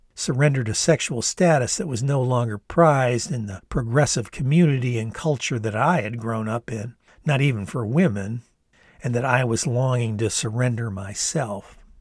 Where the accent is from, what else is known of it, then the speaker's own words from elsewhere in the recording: Ann Arbor, Michigan, United States; the very dynamic political milieu that was my hometown of Ann Arbor